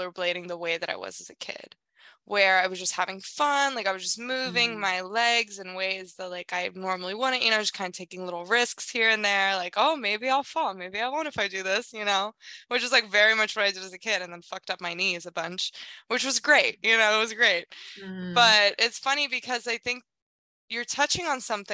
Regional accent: South Korea; moved away; I grew up in South Korea

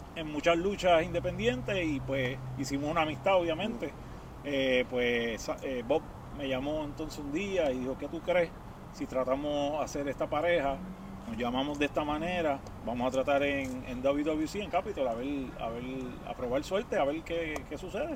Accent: Puerto Rico; fue en Puerto Rico. Eh, de chamaquito

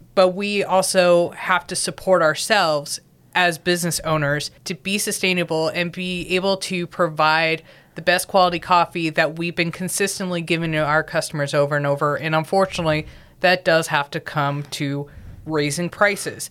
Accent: Southern California, United States; moved away; I'm originally from Southern California, born and bred

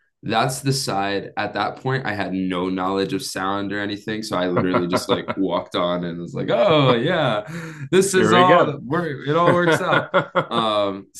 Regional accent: Pennsylvania, United States; now in California, United States; I'm from Pennsylvania

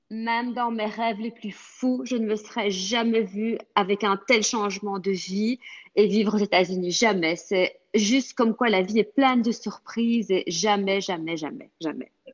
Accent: Belgium; first language French; moved away as an adult; now in Florida, United States; je suis née en Belgique, donc mon père est français de Paris et ma maman est bruxelloise.

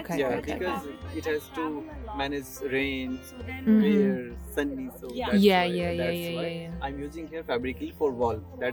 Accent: Madhubani, Bihar, India; now in New Delhi, India; But I'm from basically from Madhubani, Bihar.

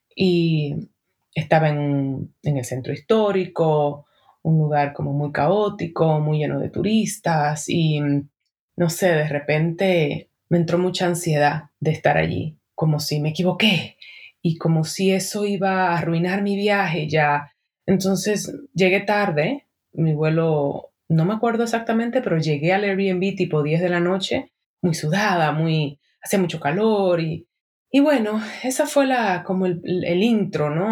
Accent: Dominican Republic; en mi país, República Dominicana

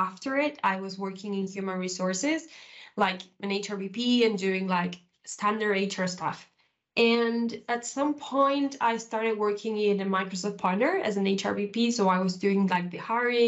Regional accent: Uruguay; moved away as an adult; now in Spain; I'm originally from South America. I was born in Uruguay.

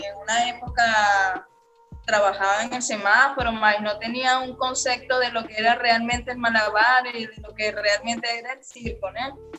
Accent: Caracas, Capital District, Venezuela; moved away as an adult; now in Brazil; soy venezolana, este, tengo aquí en Brasil residencia cuatro años. En la Venezuela soy de la ciudad de Caracas, eh, de la parroquia Caricuao.

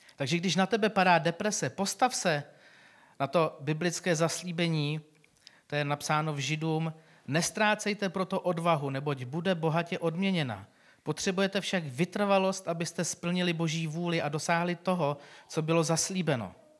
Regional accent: Czechia; my jako Češi

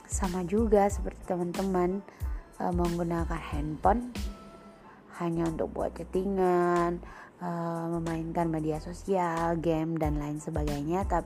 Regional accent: Maluku, Indonesia; Aku berasal dari Indonesia dong yang pastinya Indonesia Timur Tepatnya Maluku, Kepulauan K, Kabupaten Maluku Tenggara

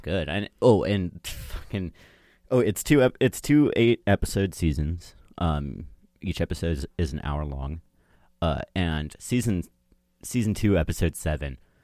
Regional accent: United States; I'm American

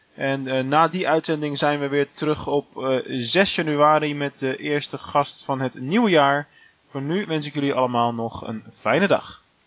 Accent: Rotterdam, South Holland, Netherlands; moved away as an adult; now in Venlo, Netherlands; Als Rotterdammer

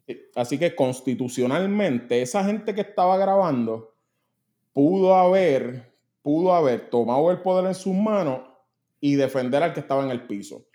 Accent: Puerto Rico; yo soy puertorriqueño

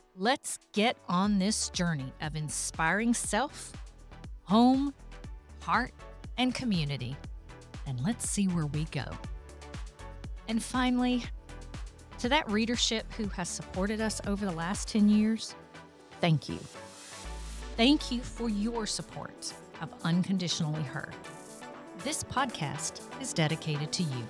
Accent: the South, United States; accent: Southern; if you haven't figured it out from the accent, I'm from the South. I still live in the South

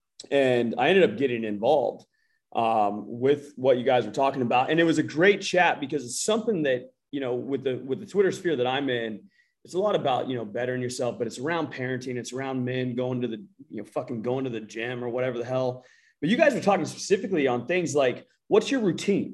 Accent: United States; I'm American

